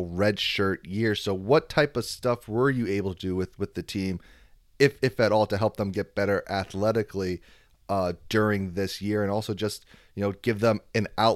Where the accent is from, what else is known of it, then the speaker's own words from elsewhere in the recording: East Coast, United States; I'm from the East Coast